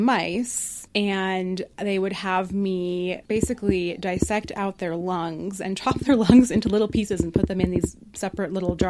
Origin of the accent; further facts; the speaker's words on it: Denver, Colorado, United States; Denver native.